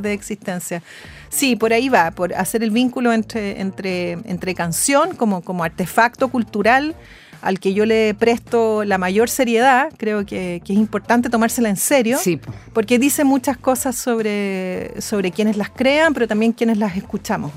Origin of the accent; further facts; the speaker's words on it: Chile; cómo somos los chilenos